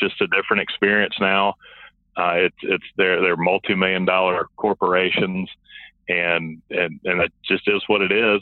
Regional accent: Montgomery, Alabama, United States; moved away as an adult; now in Arkansas, United States; I grew up in Montgomery, Alabama, and a big Auburn family

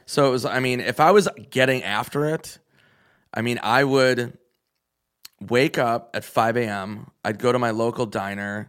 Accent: Minnesota, United States; moved away; I'm from Minnesota where it's fucking insane how much they drink.

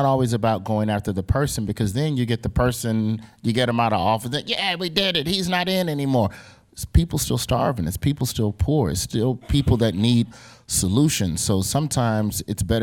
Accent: Alabama, United States; I'm from Alabama

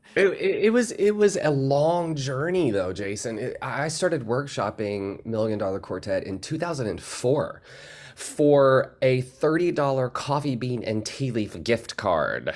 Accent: the South, United States; I come from the South

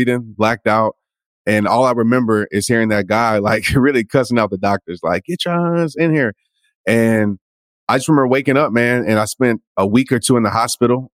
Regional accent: Kenner, Louisiana, United States; So I grew up in Kenner, Louisiana, pretty much New Orleans area

